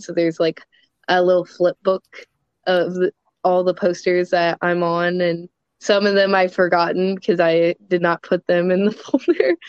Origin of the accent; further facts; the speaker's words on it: Louisville, Kentucky, United States; I'm from Louisville, Kentucky